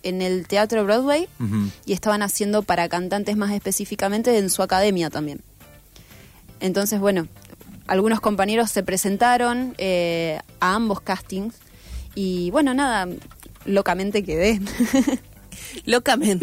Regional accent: Villa Gobernador Gálvez, Santa Fe, Argentina; pasé toda mi infancia en Villa Gobernador Galvez

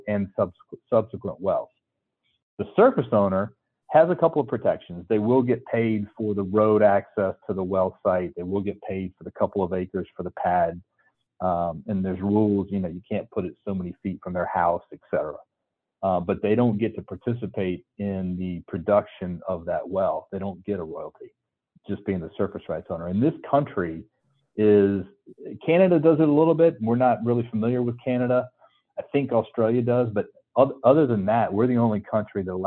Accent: North Carolina, United States; originally I'm from North Carolina where, you know, there's no oil and gas

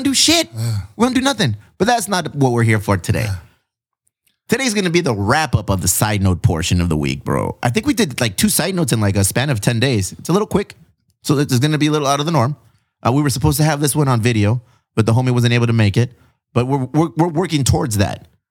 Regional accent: Chula Vista, California, United States; We're from Chula Vista, which seems like it's a big city, but it's not

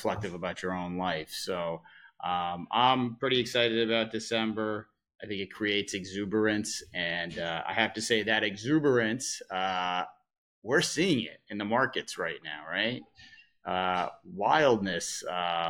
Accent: Massachusetts, United States; now in New York, United States; I have spent, 25 years now in New York, and I grew up in Massachusetts

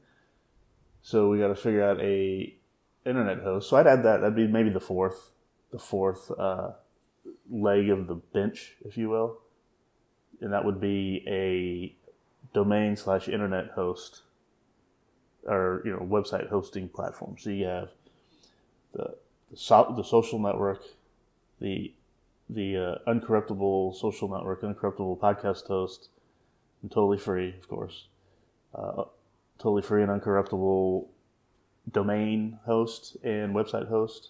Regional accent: Texas, United States; my fellow Texans

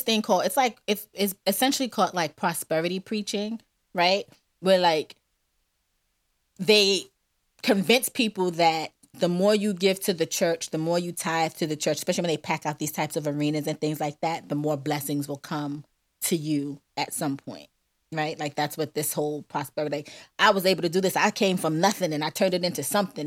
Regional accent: New York City, New York, United States; I'm a New Yorker

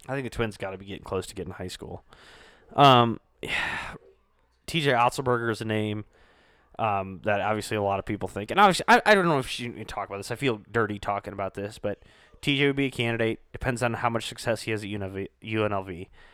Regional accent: Northwest Iowa, United States; I grew up in Northwest Iowa, um, so growing up in Iowa

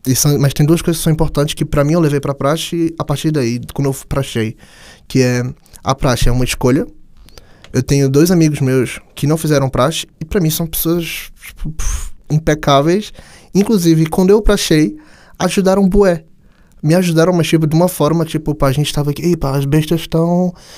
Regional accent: Brazil; moved away as an adult; now in Portugal; para mim que vim do Brasil

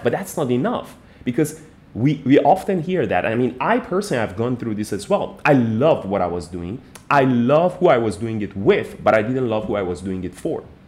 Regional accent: Iran; moved away as an adult; now in Malaysia; I'm originally from Iran, but I've been in Malaysia for the last like 15 years

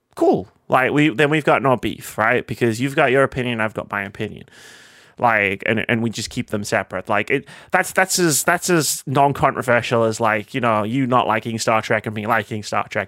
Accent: United Kingdom; we're British

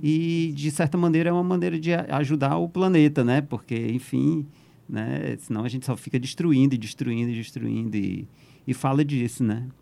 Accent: Northeast Region, Brazil; moved away as an adult; also born or lived in São Paulo; Eu sou nordestino

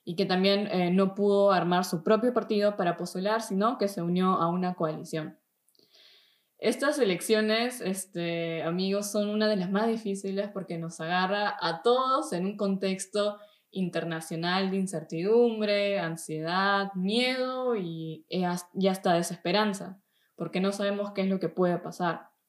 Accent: Peru; now in Germany; soy de Perú, tengo 26 años y vivo desde hace un tiempo aquí en, Alemania.

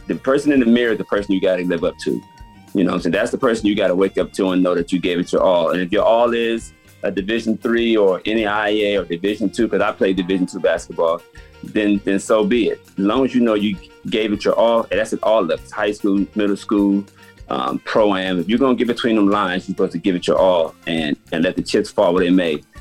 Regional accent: Los Angeles, California, United States; I'm from Los Angeles, California, South Central.

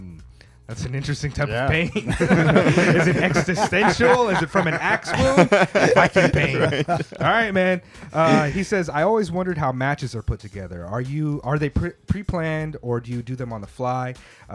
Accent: Oceanside, California, United States; now in Tokyo, Japan; When I was growing up in Oceanside, Oceanside was also 619, and then we changed to 760

